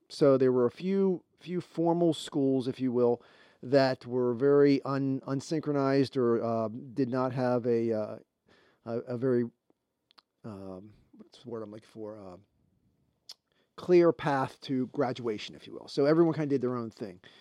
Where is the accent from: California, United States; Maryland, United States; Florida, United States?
Maryland, United States; Baltimore; I'm from Baltimore there